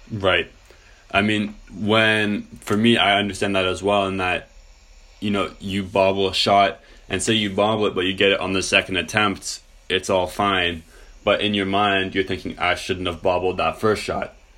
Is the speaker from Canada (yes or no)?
yes; Canada; as a Canadian